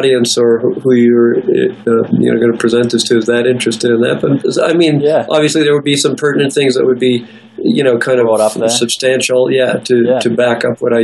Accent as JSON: {"language": "English", "town": "Schwaz", "region": "Tyrol", "country": "Austria", "tie": "born or raised there", "said": "I was born in Austria. My father's Austrian. My mother's Austrian. We're from near Innsbruck, a town called Schwaz."}